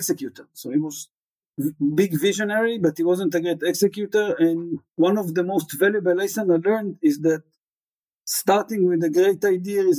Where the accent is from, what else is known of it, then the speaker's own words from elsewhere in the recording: Tel Aviv, Tel Aviv District, Israel; I grew up in Israel, the oldest from three boys